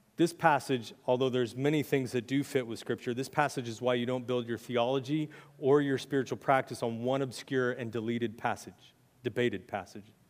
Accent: United States; as American Christians

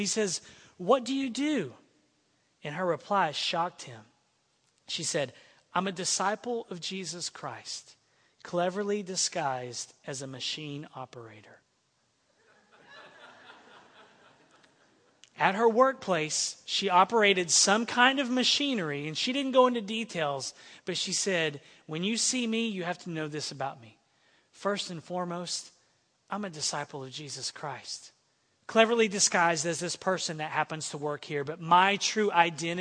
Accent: Texas, United States; now in Santa Maria, United States; I come from a state that takes its pride on being Texan

